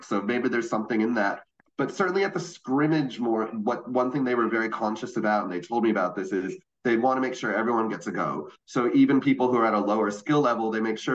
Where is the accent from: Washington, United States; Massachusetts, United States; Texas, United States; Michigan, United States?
Massachusetts, United States; Boston; moved away as an adult; now in Melbourne, Australia; I'm visiting from Melbourne, but I used to live in Boston. Grew up here